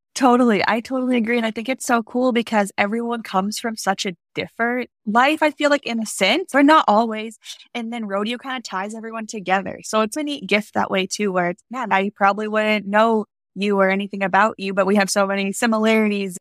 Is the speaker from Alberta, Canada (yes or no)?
yes; Alberta, Canada; moved away as an adult; also born or lived in Wyoming; I grew up in Alberta, Canada